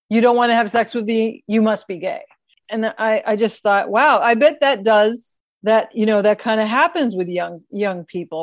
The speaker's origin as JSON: {"language": "English", "country": "United States", "said": "as American"}